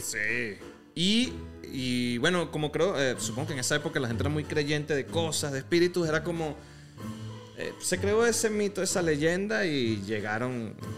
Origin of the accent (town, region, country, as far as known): Venezuela; now in Mexico